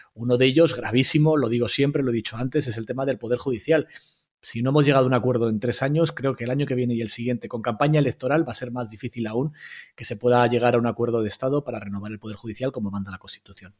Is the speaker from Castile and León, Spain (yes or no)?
yes; Burgos, Castile and León, Spain; las de mi tierra, yo soy de Burgos